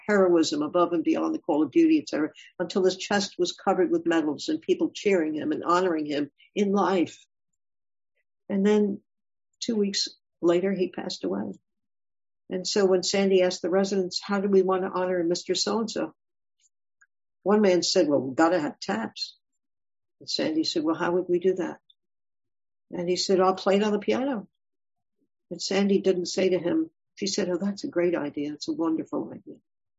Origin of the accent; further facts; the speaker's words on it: Ashanti, Ghana; moved away; I'm from Ghana. And in Ghana, did you come from a big city, from Accra, or a big city, or from a little town? I came from a village. I'm Ashanti.